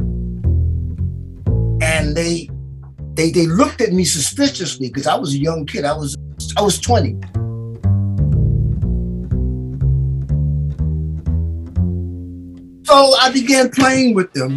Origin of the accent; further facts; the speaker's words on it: New York City, New York, United States; I was born in New York City. I lived on a 118th Street between Lenox and Fifth at that time